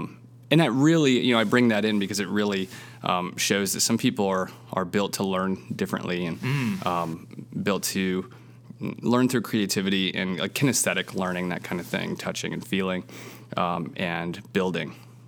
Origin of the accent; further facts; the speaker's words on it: Seattle, Washington, United States; I was born in the Seattle area and then kind of moved around a little bit and went to high school out there